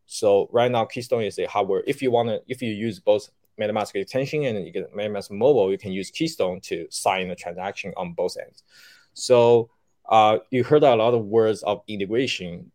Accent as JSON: {"language": "English", "region": "Shanghai", "country": "China", "tie": "born or raised there", "also_born_or_lived": "Beijing", "said": "I left the company to come back to my hometown. I was in Beijing at that time, so I came back to Shanghai"}